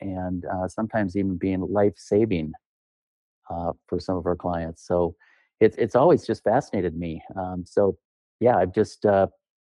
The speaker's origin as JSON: {"language": "English", "town": "Duluth", "region": "Minnesota", "country": "United States", "said": "I hail from Duluth, Minnesota"}